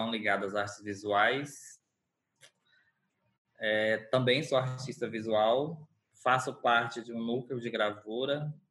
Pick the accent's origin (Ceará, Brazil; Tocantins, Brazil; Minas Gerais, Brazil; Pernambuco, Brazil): Tocantins, Brazil; Porto Nacional; sou natural de Porto Nacional, Tocantins.